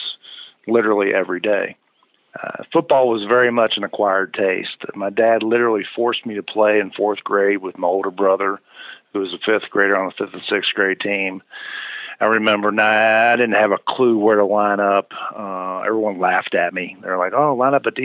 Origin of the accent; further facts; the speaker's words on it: Louisville, Kentucky, United States; my hometown of Louisville.